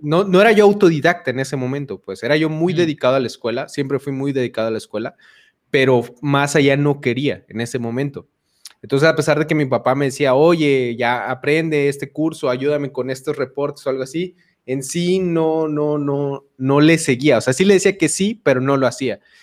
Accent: Chiapas, Mexico; also born or lived in Mexico City; de la Ciudad de México. Ahí nací, pero toda mi vida he vivido en Chiapas.

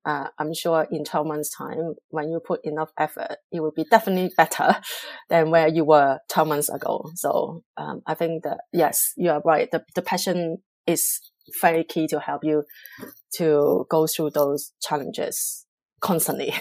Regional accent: Hong Kong; English is a second language; moved away as an adult; also born or lived in Singapore; now in London, United Kingdom; I'm originally from Hong Kong, China

